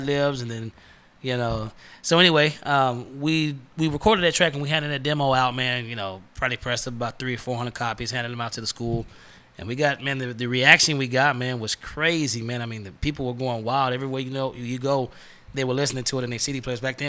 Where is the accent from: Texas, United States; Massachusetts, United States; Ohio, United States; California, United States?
Texas, United States; we're from Texas